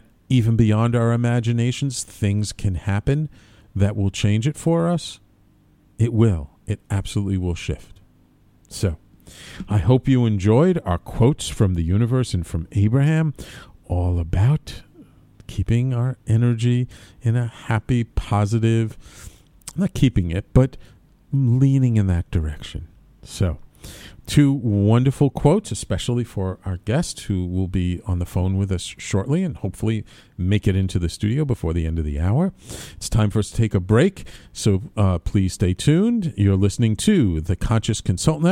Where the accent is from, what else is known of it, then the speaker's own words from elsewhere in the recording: New York City, New York, United States; I grew up in a very Irish-Italian Jewish neighborhood in the Bronx when I was a kid.